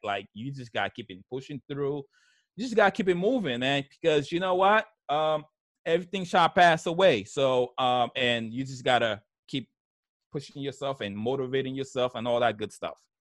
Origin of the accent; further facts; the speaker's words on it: New York, United States; English is a second language; also born or lived in Haiti; I grew up in New York, in Brooklyn, New York.